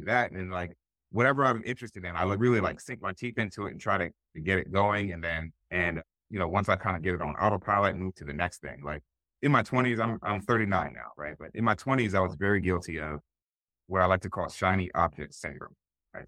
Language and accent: English; Willingboro, New Jersey, United States; we grew up in Willingboro, New Jersey